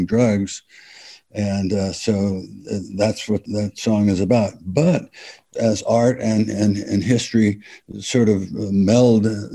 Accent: East Bay, San Francisco Bay Area, California, United States; we're from the East Bay

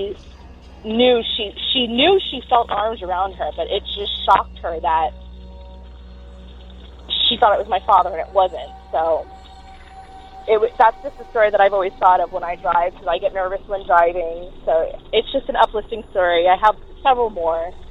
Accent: Florida, United States; I'm from Florida

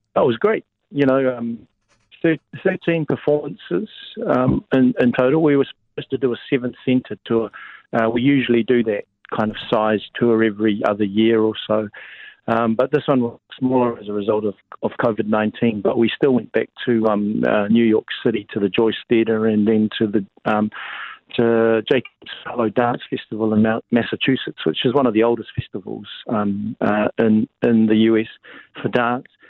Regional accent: Porirua, Wellington, New Zealand; now in Auckland, New Zealand; I'm a Creek boy. Uh, I grew up in Porirua. I'm um, in Cannons Creek

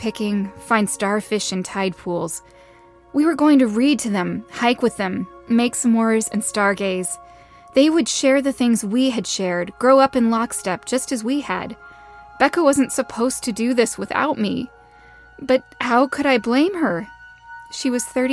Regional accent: Pacific Northwest, United States; now in Los Angeles, United States; growing up in the Pacific Northwest

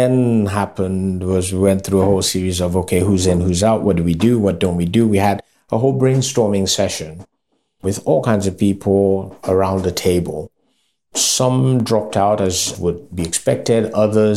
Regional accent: Lagos, Nigeria; out of the Yorubas also, I am from Lagos

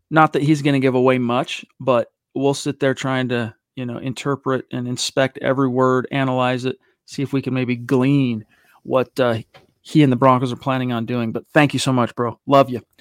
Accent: Canada; Oh, yeah, I am from Canada.

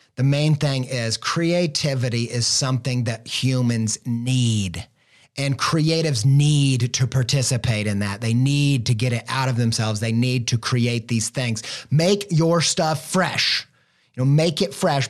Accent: Indiana, United States; now in Columbus, Ohio, United States; I'm from the Midwest. Indiana boy, now living in Ohio

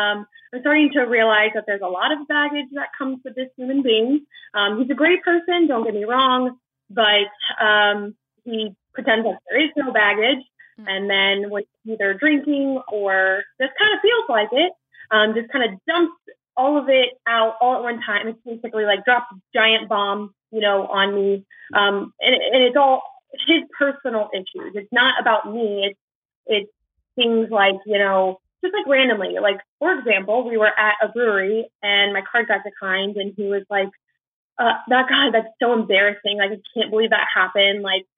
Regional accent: Orlando, Florida, United States; I am 24 and I'm from Orlando, Florida.

